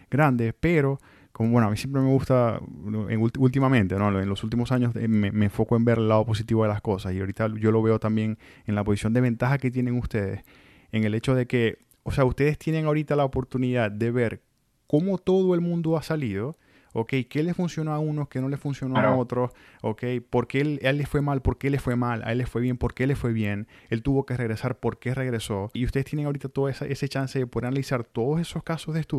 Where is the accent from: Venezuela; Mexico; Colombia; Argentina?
Venezuela; moved away; Bueno, yo salí de Venezuela en 2011, ya, ya el año que viene son 10 años que voy a estar afuera de Venezuela.